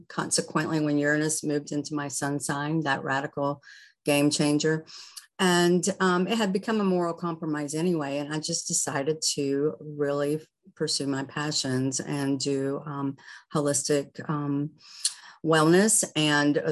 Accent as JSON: {"language": "English", "region": "the South", "country": "United States", "tie": "born or raised there", "said": "I grew up in the South and reading the Farmer's Almanac"}